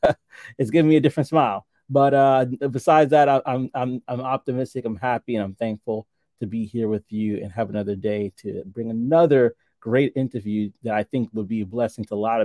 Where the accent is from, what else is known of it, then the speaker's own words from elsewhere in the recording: New York City, New York, United States; I have to acknowledge the fact that we are both native New Yorkers. I grew up and was born and raised in Brooklyn, New York, most of my life.